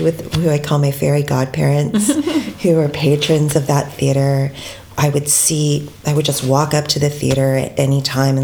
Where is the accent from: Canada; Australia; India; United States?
Canada; as a Filipino-Canadian cis woman